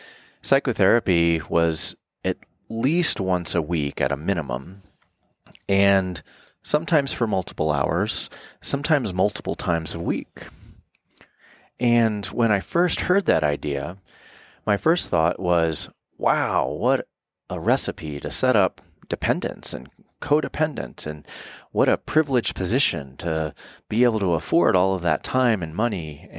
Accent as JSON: {"language": "English", "region": "the South", "country": "United States", "tie": "born or raised there", "said": "And as a male growing up in the South, I also had issues with intimacy and vulnerability, issues with commitment from a lot of things, not the least of which being an orphan."}